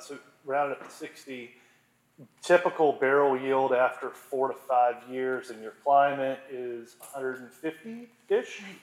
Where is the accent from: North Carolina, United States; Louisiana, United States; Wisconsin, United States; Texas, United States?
Louisiana, United States; Monroe; I, I, grew up most of my life in Monroe